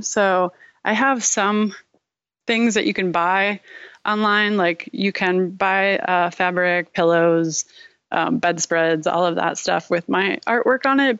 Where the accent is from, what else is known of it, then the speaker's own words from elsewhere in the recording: Rochester, New York, United States; I was born and raised in Rochester, New York, um, home of Kodak